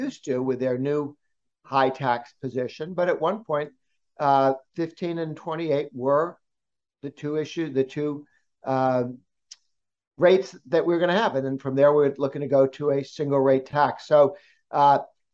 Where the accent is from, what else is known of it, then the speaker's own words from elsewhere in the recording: Massachusetts, United States; Before I emigrated to the United States, I grew up in Massachusetts